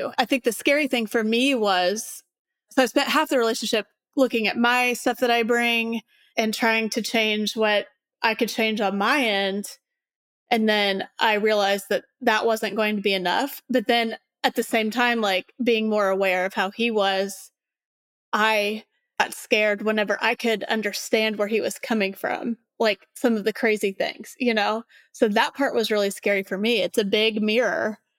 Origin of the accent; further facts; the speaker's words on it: Indiana, United States; One reason being that I'm from Southern Indiana, kind of a conservative area. I grew up in the church